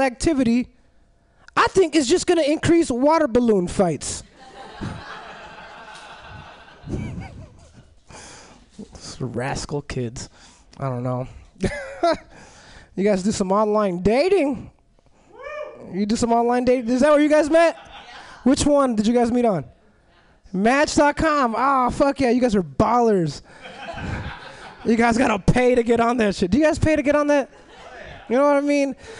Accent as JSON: {"language": "English", "town": "Los Angeles", "region": "California", "country": "United States", "tie": "born or raised there", "moved": "yes", "said": "I grew up in Southern California. I grew up in Los Angeles"}